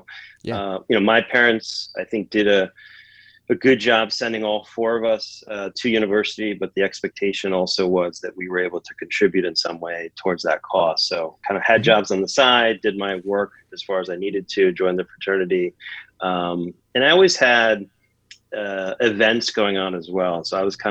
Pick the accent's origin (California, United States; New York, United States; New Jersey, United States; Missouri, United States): New York, United States; upstate; I grew up in upstate New York